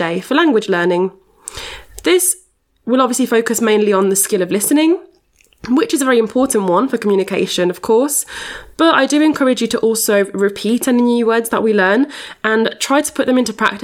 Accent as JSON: {"language": "English", "town": "Barcelona", "region": "Catalonia", "country": "Spain", "moved": "yes", "said": "I'm originally from Barcelona with an English slash Irish dad and a Spanish slash Catalan mom."}